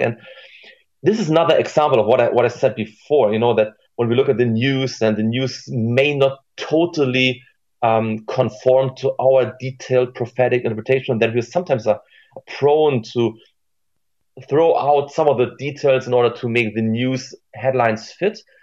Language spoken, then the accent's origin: English; Germany; here in our secular Germany